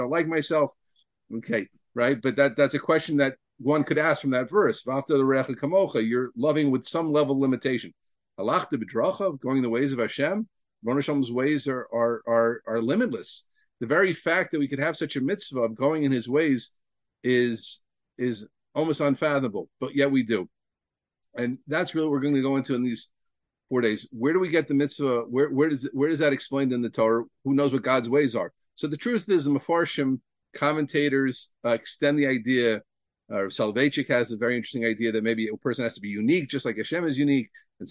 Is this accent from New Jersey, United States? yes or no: yes; Deal, New Jersey, United States; I grew up in Dill, New Jersey